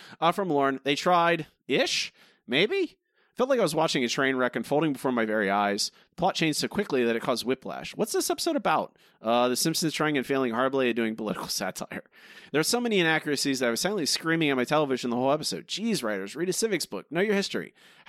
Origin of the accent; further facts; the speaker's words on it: Ireland; I gotta say, as an Irish person, this episode is impenetrable for me.